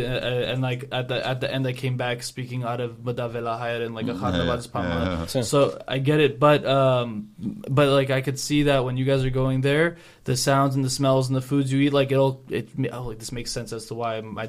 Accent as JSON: {"language": "English", "area": "Orange County", "region": "California", "country": "United States", "said": "I'm from Orange County. It would be like that in Orange County. I make it sound like it's on the other side of the country, but sometimes it feels like it. But we are pretty, like, lucky to live here where there's always new Armenians to meet."}